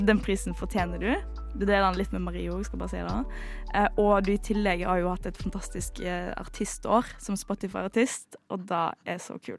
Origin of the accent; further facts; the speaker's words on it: Western Norway, Norway; jeg er fra Vestlandet.